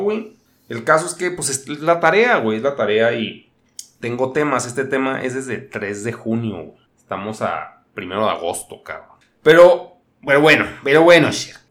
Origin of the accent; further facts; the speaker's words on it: northern Mexico, Mexico; yo también soy un mexicano.